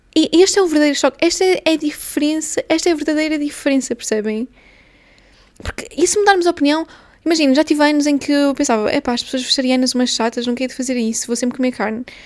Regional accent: Portugal; first language Portuguese; moved away as an adult; now in London, United Kingdom; Eu venho de Portugal, eu sou portuguesa

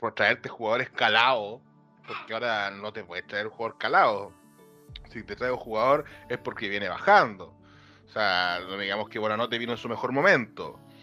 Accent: Chile; somos un país tercer, momento, tercer mundista

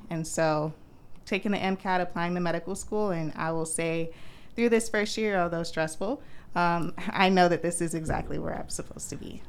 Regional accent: Orlando, Florida, United States; I'm from Orlando

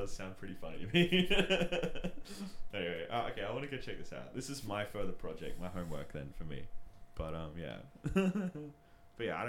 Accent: Australia

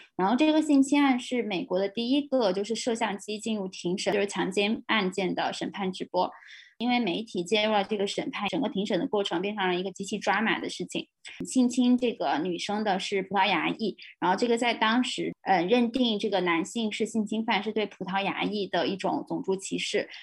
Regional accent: China; 当我们就是大陆的所有的女权主义者都被认为是境外势力的时候

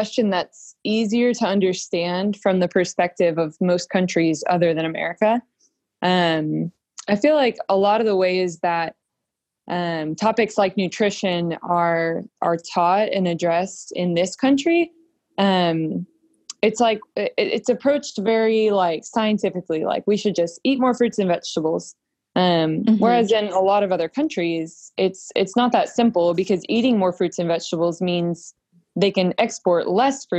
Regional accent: Round Rock, Texas, United States; I am from Round Rock, Texas, so north of Austin

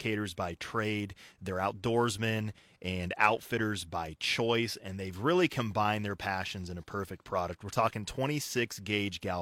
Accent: Colorado, United States; moved away; Growing up in Colorado, I went to school in Alamosa, Colorado, at Adams State

